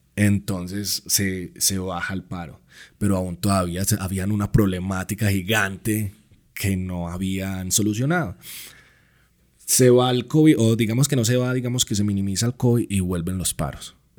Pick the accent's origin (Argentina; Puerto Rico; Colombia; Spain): Colombia; moved away as an adult; now in Mexico; parto de mi país, de mi tierra, dejando pues mi familia, mi hija este, mi música